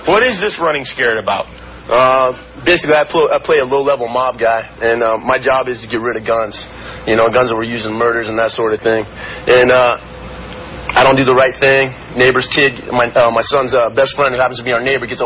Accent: West Coast, United States; I was born and raised on the West Coast. I spend most of my time out there.

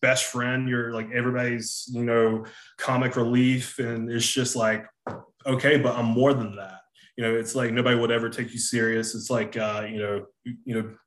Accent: Hartsville, South Carolina, United States; accent: Southern; I'm from South Carolina, from a small town called Hartsville, South Carolina

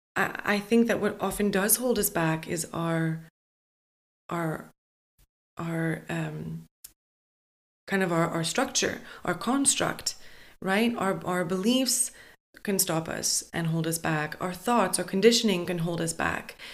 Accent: Montreal, Quebec, Canada; moved away; I kind of always knew I wasn't destined to stay in my hometown

